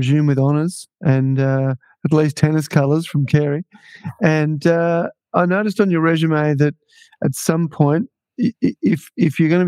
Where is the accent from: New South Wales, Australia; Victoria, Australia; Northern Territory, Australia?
Victoria, Australia; Melbourne; moved away; also born or lived in Dubai; when I grew up in Melbourne